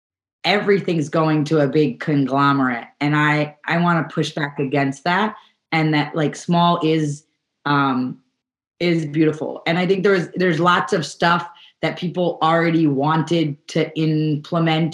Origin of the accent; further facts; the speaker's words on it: New York, United States; now in California, United States; I grew up in New York, and we subscribed to a CSA when I was growing up